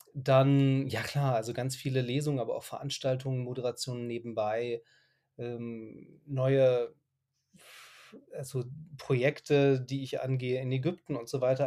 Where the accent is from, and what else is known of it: Germany; also born or lived in Dubai / Egypt / Lebanon / Syria